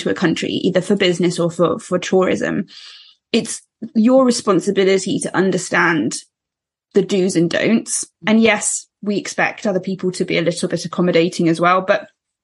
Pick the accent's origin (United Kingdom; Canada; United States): United Kingdom; as a British person